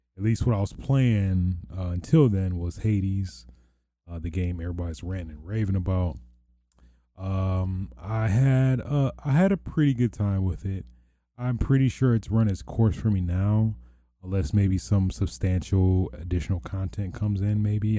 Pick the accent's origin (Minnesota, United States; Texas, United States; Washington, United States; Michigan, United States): Michigan, United States; near Detroit; I don't wanna say I'm from Detroit, but I'm closest to Home Destroyed as a landmark